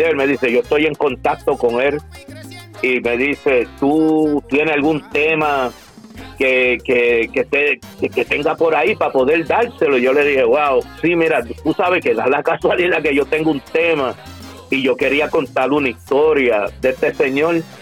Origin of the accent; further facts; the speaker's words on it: Cagua, Aragua, Venezuela; yo soy criollo, yo soy de aquí, yo nací aquí en Cagua.